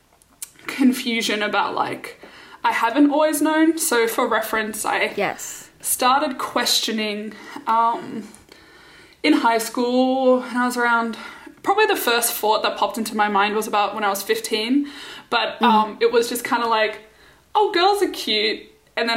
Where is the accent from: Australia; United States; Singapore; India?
Singapore; I grew up in Singapore with Rochelle